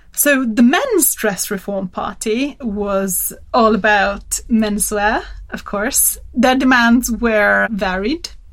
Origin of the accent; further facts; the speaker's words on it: Turin, Piedmont, Italy; my my hometown Turin, northern Italy.